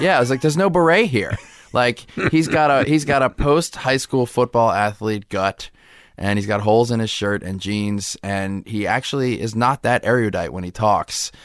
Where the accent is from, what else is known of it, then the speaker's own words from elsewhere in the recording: Metairie, Louisiana, United States; now in Los Angeles, United States; I was brought up in New Orleans